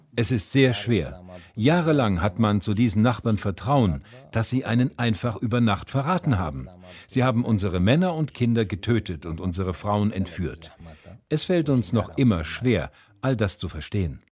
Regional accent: Kocho, Nineveh, Iraq; moved away as an adult; now in Celle, Germany; meinem Heimatdorf Kocho

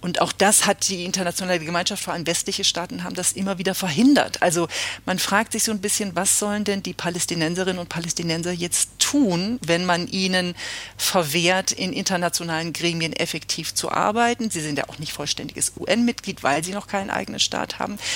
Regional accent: Germany; als Deutsche

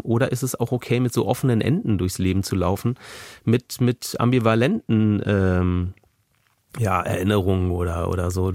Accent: Berlin, Germany; also born or lived in Kreuzberg, Berlin; vom Tiergarten, wo ich aufgewachsen bin

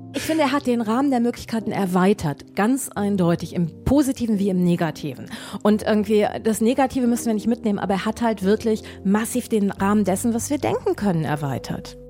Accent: Düsseldorf, North Rhine-Westphalia, Germany; ich komme aus Düsseldorf.

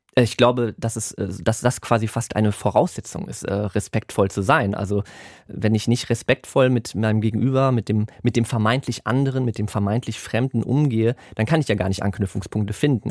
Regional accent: Germany; first language German; Und ich bin aber in Deutschland aufgewachsen und da haben wir nur Deutsch gesprochen

